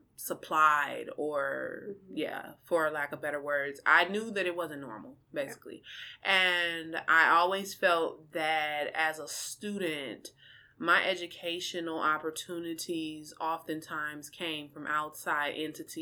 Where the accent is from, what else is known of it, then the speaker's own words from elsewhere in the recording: Minneapolis, Minnesota, United States; also born or lived in Kankakee, Illinois; I'm originally from Illinois, a small town in Illinois called Kankakee, but my mom relocated my siblings and I here to Minneapolis, specifically North Minneapolis, when I was about 4 or 5. And so I completed my entire education in Minneapolis.